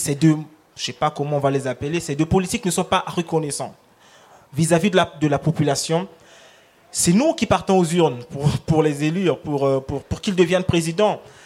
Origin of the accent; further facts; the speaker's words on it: Republic of the Congo; first language Lari; French is a second language; ma langue maternelle, le, Congo, le Lari